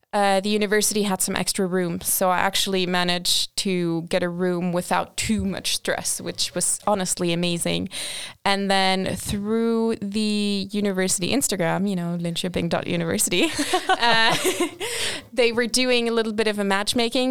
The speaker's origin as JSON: {"language": "English", "country": "Portugal", "also_born_or_lived": "Australia / Sweden", "moved": "as an adult", "said": "I'm originally from Portugal. That's where I did my bachelor's."}